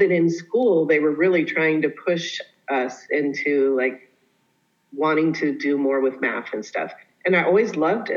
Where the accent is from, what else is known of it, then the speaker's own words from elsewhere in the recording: Colorado, United States; I grew up in Colorado